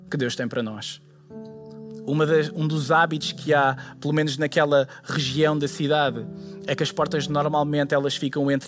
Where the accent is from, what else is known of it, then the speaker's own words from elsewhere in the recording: Lisbon, Portugal; now in United States; eu vim de Lisboa para o meio dos Estados Unidos, eu, eu, eu não posso chegar aqui e ficar paralisado.